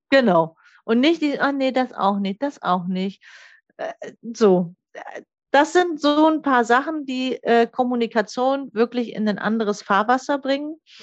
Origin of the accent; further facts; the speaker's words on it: the North, Northern Germany, Germany; Ich komme ja hier aus dem Norden